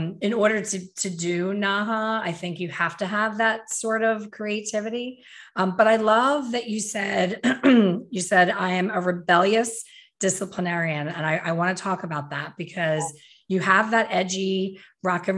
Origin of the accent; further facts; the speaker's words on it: Philadelphia, Pennsylvania, United States; my hometown